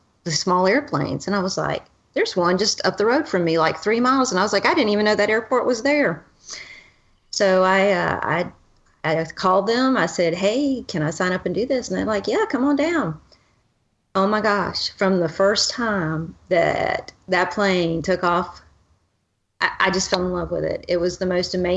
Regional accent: Pensacola, Florida, United States; I grew up in Pensacola, Florida, home of the Blue Angels

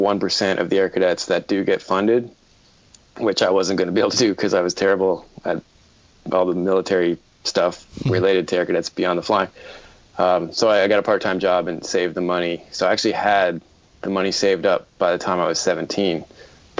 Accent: Toronto, Ontario, Canada; I'm from Toronto, Canada.

